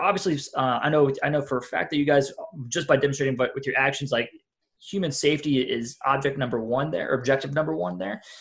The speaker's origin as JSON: {"language": "English", "town": "Marion", "region": "Ohio", "country": "United States", "moved": "yes", "lives_now": "Atlanta, United States", "said": "I'm from the Columbus area, this tiny little town called Marion, Ohio."}